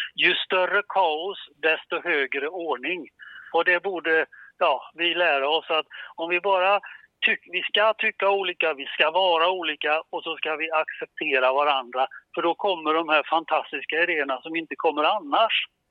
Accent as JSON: {"language": "Swedish", "town": "Gothenburg", "region": "Västra Götaland", "country": "Sweden", "said": "som vi säger hemma i Göteborg"}